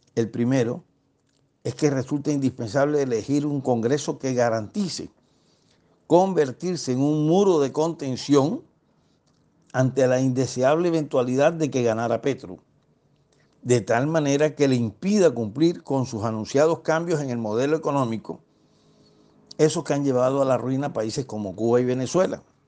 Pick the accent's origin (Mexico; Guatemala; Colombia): Colombia; Barranquilla, Atlántico; Yo, como costeño caribe y barranquillero